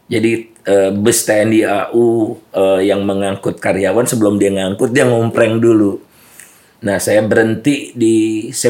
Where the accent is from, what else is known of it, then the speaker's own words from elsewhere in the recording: Bandung, West Java, Indonesia; uh, keluarga uh, biasa. Siap. Kemudian uh, ayah bekerja di Jakarta untuk sementara, uh, kami di Bandung.